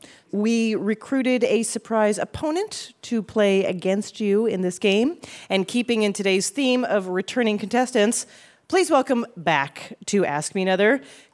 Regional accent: Canada; that's sort of how Canadians feel.

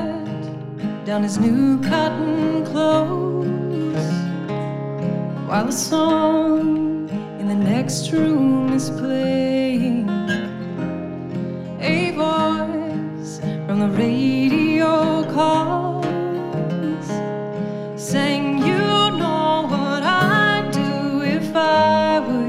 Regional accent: Louisville, Kentucky, United States; We're both from Louisville, Kentucky, based out of Louisville, Kentucky

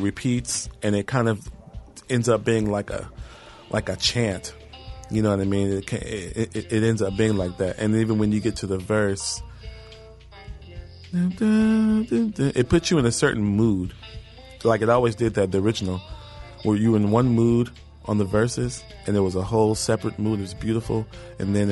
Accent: Houston, Texas, United States; moved away; I'm from Houston

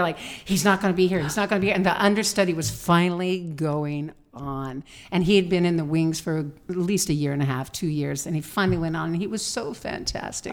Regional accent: Oak Glen, California, United States; now in Las Vegas, United States; I grew up on an apple ranch.

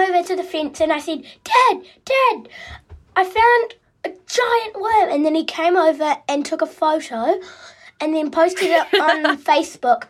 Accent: Christchurch, Canterbury, New Zealand; from Christchurch in New Zealand

